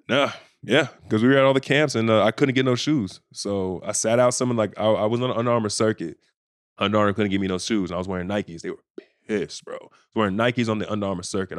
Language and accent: English; Bedford, Texas, United States; moved away as an adult; also born or lived in Indiana; I'm from Bedford, Texas, so it's not like we have, like, a big, like, eyes on us everywhere